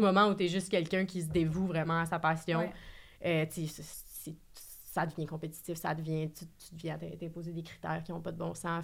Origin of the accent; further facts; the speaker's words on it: Saguenay, Quebec, Canada; moved away; also born or lived in Montreal; je viens de Saguenay